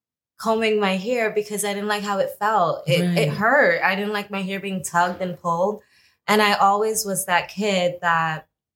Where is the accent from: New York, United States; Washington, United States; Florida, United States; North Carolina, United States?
New York, United States; New York City; also born or lived in Trinidad and Tobago; I am originally born and raised in Brooklyn, New York.